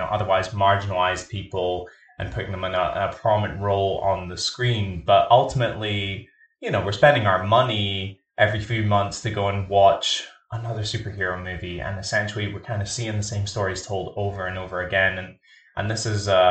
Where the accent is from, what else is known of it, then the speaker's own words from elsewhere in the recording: Scotland, United Kingdom; I'm Scottish and I grew up in a working class background.